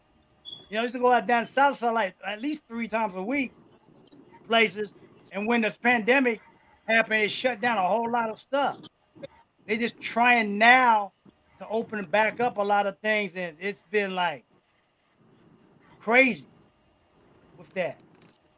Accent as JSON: {"language": "English", "region": "East Coast", "country": "United States", "tie": "born or raised there", "also_born_or_lived": "New Jersey / New York / Los Angeles", "moved": "yes", "lives_now": "Ohio, United States", "said": "I was raised on the East Coast. I'll never say pop."}